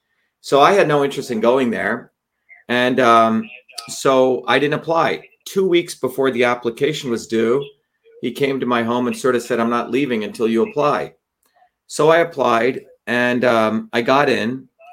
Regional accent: Paterson, New Jersey, United States; also born or lived in Clifton / Parsippany / Livingston; when I grew up in New Jersey, I'd originally grown up in Patterson and then in Clifton and then in Parsippany.

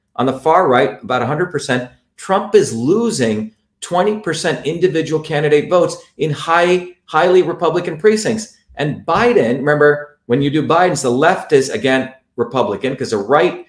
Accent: India; I'm from India

